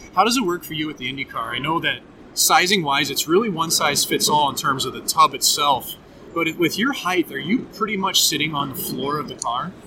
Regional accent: St. Louis, Missouri, United States; the one start that I ever had in St. Louis playing against my hometown team

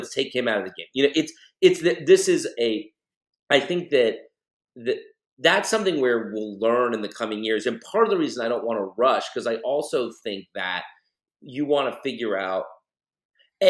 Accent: Austin, Texas, United States; I grew up in Austin

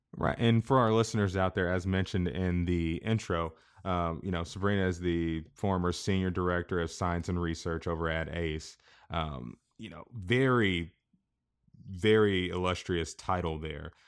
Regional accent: Kansas, United States

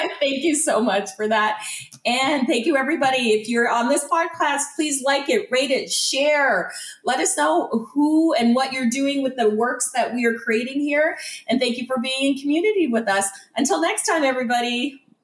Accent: just outside of Toronto, Ontario, Canada; now in Windsor, Canada; I grew up just outside of Toronto

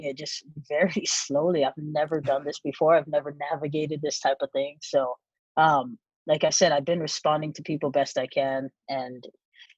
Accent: Hawaii, United States; I was born and raised in Hawaii

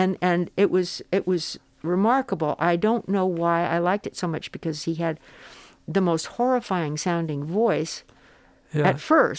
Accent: Phoenix, Arizona, United States; I grew up in Phoenix, Arizona

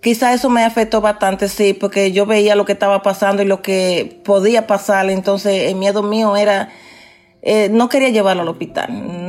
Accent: Dominican Republic; moved away as an adult; also born or lived in Queens, New York; now in New York, United States; ya trabajando como enfermera en mi país, en República Dominicana, y aquí en Nueva York ya tengo 26 eh, años trabajando en la salud

